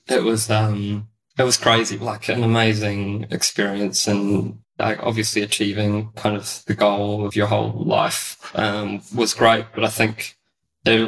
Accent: New Zealand; also born or lived in Auckland / Netherlands; when I was a young kid growing up in New Zealand

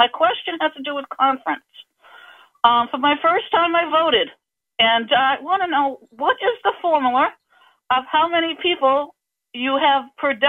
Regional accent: Marion, Massachusetts, United States; Onset, Massachusetts, which is not far from where I grew up in Marion.

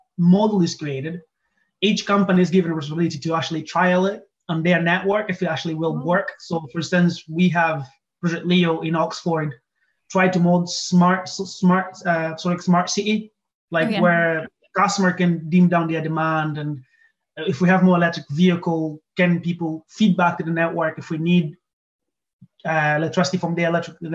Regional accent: Angola; moved away as an adult; also born or lived in Aberdeen; I'm originally from Angola, and it's very like renewable energy. So they have a lot of hydro, and just growing up with those machines

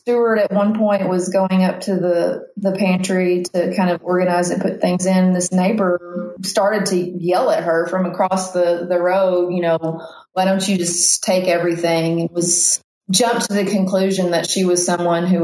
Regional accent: Weiner, Arkansas, United States; I grew up in Wiener, Arkansas, and it's a town of like 600 people

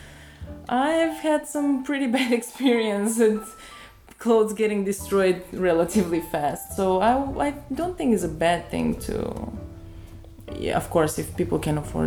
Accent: Bulgaria; moved away; me growing up, because I am from Bulgaria

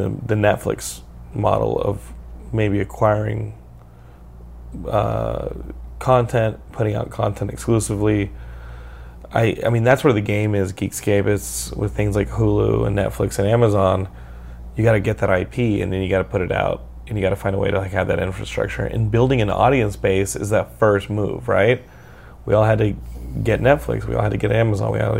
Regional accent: Texas, United States; I'm from Texas

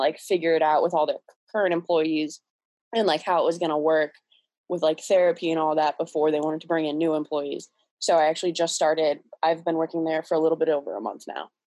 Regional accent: Cleveland, Ohio, United States; I'm from Cleveland, Ohio. Um, I've lived here my whole life

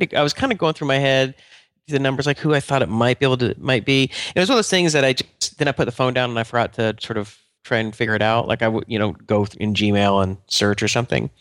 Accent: Atlanta, Georgia, United States; I'm from Atlanta, which is pretty humid

